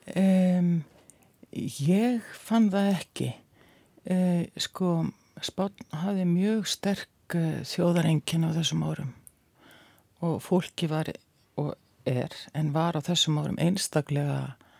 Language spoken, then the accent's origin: Icelandic; Reykjavík, Capital Region, Iceland; ég ólst upp í Vógakverfi